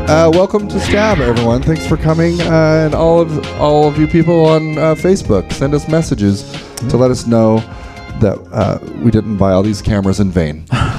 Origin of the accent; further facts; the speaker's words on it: Sweden; English is a second language; I'm from Sweden. We don't.